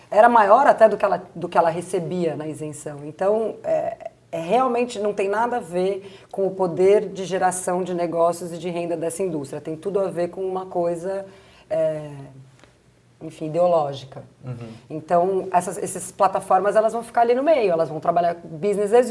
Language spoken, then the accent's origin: Portuguese; Brazil; porque só nós somos brasileiros